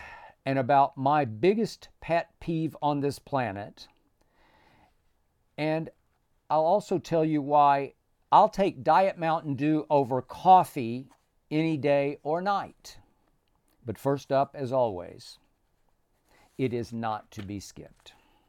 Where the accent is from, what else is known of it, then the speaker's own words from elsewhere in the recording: Oklahoma, United States; now in Los Angeles, United States; running from Chicago through my home state of Oklahoma